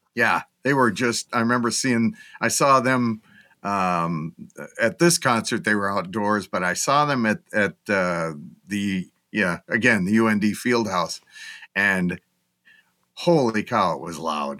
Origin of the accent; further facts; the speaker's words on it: Grand Forks, North Dakota, United States; in Grand Forks, North Dakota, my hometown